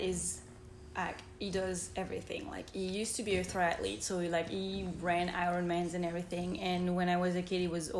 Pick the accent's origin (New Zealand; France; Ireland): France; moved away as an adult; now in United States; I grew up and I was raised in France. So I'm fully French.